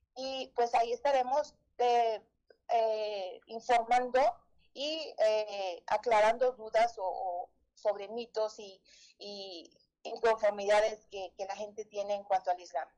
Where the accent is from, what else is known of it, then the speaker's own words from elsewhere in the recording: Saltillo, Coahuila, Mexico; Nací y crecí aquí en Saltillo